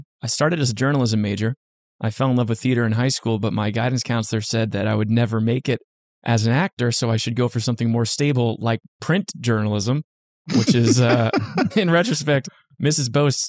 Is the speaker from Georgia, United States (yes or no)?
no; New Jersey, United States; I grew up in Central Jersey and I grew up in a very, very small town where there really wasn't much to do. There's like not even a traffic light in my town.